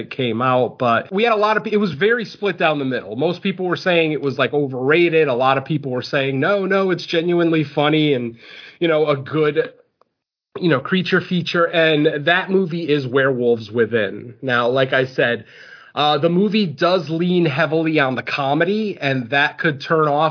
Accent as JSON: {"language": "English", "region": "Connecticut", "country": "United States", "also_born_or_lived": "Southern California", "moved": "yes", "lives_now": "California, United States", "said": "I am originally from Connecticut. I currently live in California"}